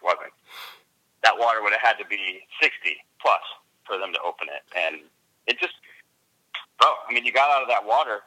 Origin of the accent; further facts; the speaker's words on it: New York, United States; I'm from New York